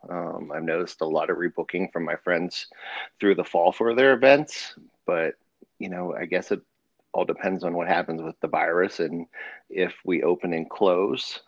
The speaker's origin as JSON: {"language": "English", "country": "United States", "tie": "born or raised there", "also_born_or_lived": "Pennsylvania / Ohio", "said": "I grew up in Pennsylvania and Ohio"}